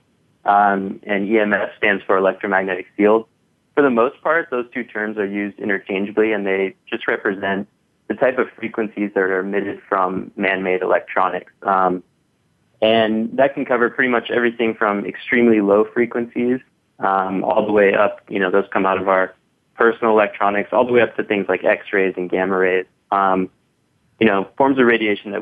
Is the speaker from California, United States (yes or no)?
yes; San Diego, California, United States; also born or lived in South Africa; Actually born in South Africa, raised in San Diego, in California